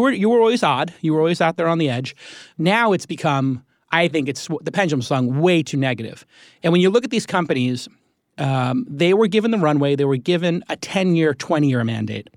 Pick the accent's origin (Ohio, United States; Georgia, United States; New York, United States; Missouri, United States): New York, United States; moved away; I'm a New Yorker